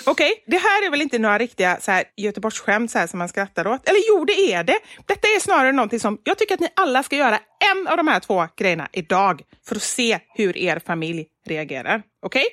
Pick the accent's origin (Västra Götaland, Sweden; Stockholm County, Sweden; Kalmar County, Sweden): Västra Götaland, Sweden; Gothenburg; jag som är göteborgare